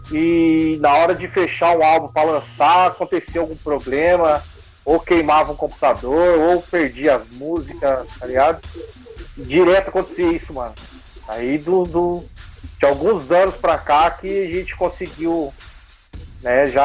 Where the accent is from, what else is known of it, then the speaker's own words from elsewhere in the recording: São José dos Campos, São Paulo, Brazil; Somos aqui da Zona Leste, São José dos Campos, né?